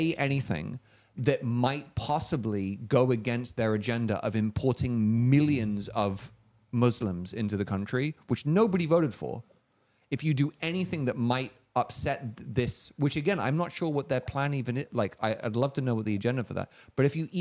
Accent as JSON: {"language": "English", "region": "London", "country": "United Kingdom", "tie": "born or raised there", "moved": "yes", "lives_now": "United States", "said": "I was actually born in this country. Interestingly, but I grew up in London"}